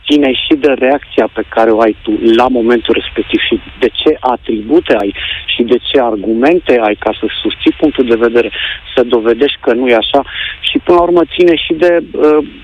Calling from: Copenhagen, Capital Region of Denmark, Denmark; Salutările vin de la Copenhaga, din Danemarca.

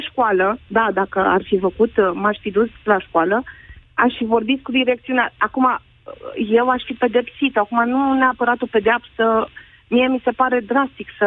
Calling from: Brașov, Brașov County, Romania; Uh, sunt din Brașov, am o fetiță și un clasa șasea

